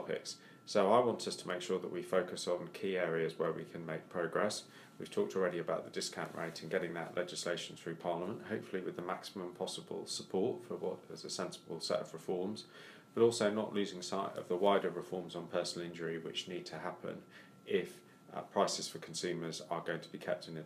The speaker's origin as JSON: {"language": "English", "region": "Wales", "country": "United Kingdom", "said": "I'm Welsh"}